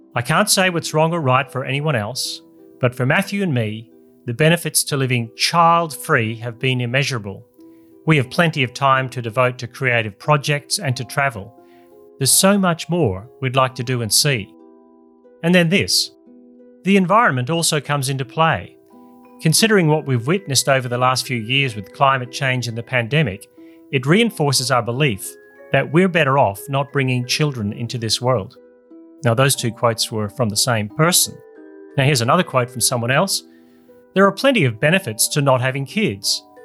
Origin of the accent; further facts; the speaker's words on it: Australia; my home country